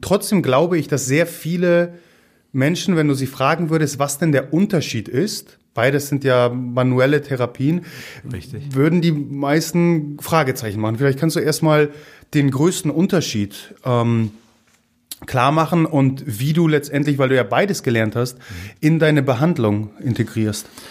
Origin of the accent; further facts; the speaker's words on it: Gdynia, Pomeranian Voivodeship, Poland; first language Polish; German is a second language; moved away; Also ich komme ja aus Gdynia